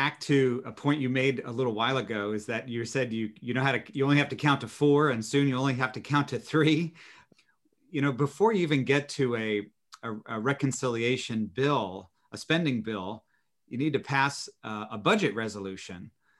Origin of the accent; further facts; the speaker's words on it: New Jersey, United States; my friend Josh Gottheimer from my home state